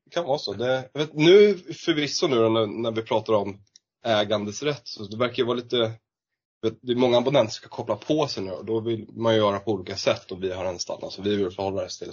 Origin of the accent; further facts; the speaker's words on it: Lidingö, Stockholm County, Sweden; jag är uppvuxen på Lidingö